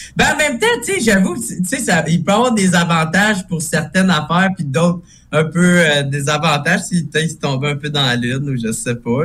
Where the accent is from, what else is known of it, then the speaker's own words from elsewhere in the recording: Gatineau, Quebec, Canada; je viens de Gatineau, à Gatineau à côté d'Ottawa, fait que nous autres, on a plein d'anglicismes